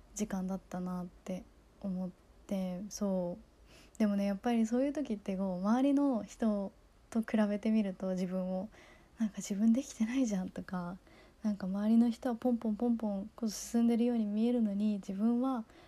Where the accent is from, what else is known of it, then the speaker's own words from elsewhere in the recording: Kagoshima, Japan; also born or lived in United States; 高校は地元の鹿児島に鹿児島の高校に行って